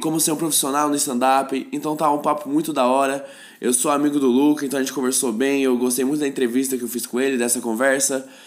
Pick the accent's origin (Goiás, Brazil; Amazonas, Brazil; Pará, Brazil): Goiás, Brazil; Goiânia; now in São Paulo, Brazil; eu sou de Goiânia